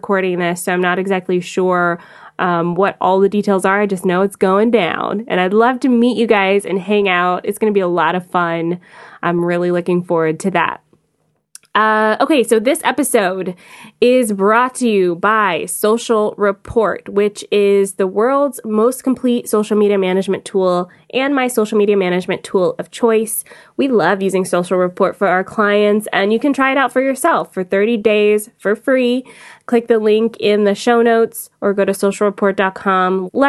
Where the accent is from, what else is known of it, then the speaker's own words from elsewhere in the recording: Atlanta, Georgia, United States; now in Canada; I am from Atlanta, and I became a Canadian citizen November 20th of 2018, so I am a proud Canadian now